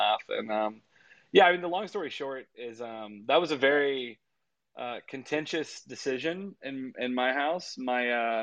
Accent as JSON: {"language": "English", "region": "Louisiana", "country": "United States", "tie": "born or raised there", "said": "I was born and raised in Louisiana."}